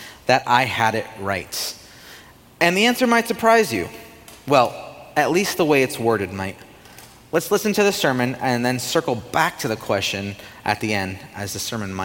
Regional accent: United States; as an American

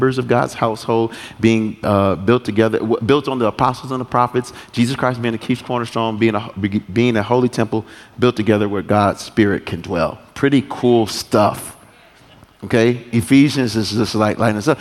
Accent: United States; I'm not from Africa, but they call me African. I'm American

